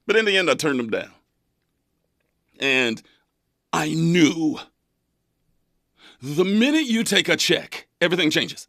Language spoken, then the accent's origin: English; Central California, United States; moved away as an adult; now in Los Angeles, United States; I grew up in Central Cali, one of the roughest neighborhoods